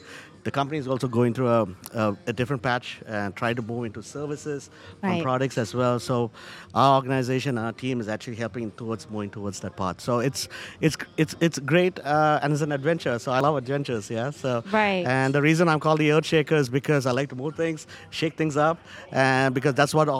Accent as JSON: {"language": "English", "town": "Charlotte", "region": "North Carolina", "country": "United States", "said": "So I see this happening also in the banking industry, though I'm from Charlotte."}